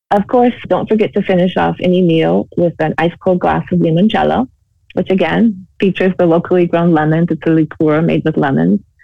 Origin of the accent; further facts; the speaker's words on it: United States; moved away as an adult; now in Amalfi, Italy; I'm originally from America, I now have Italian citizen, citizenship as well